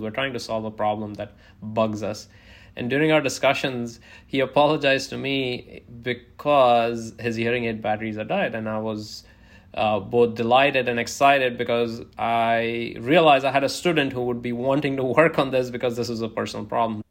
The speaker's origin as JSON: {"language": "English", "country": "India", "tie": "born or raised there", "moved": "yes", "lives_now": "United States", "said": "where I grew up in India"}